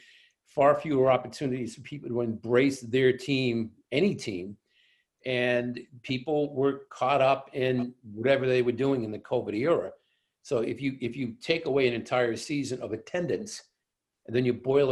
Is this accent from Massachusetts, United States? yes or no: yes; Boston, Massachusetts, United States; as a Bostonian